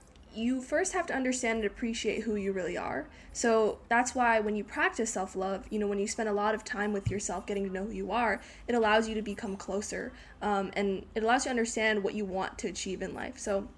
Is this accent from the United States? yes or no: no; Canada; born there; I was born in Canada. I'm 16 years old